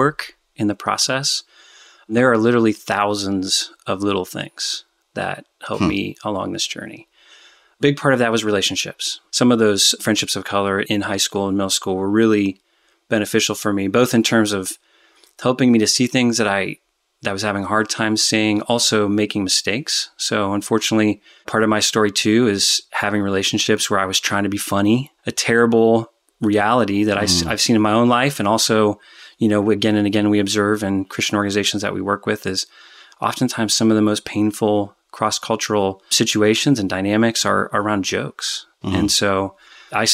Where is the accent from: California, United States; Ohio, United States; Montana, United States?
Ohio, United States; Dayton; So I grew up in the suburbs of Dayton, Ohio